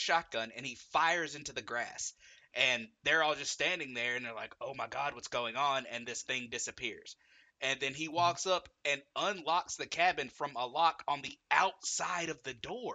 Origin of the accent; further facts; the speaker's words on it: Alabama, United States; We're from Alabama.